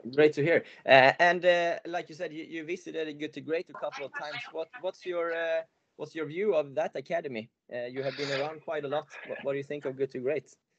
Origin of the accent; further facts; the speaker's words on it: Sweden; I'm from Sweden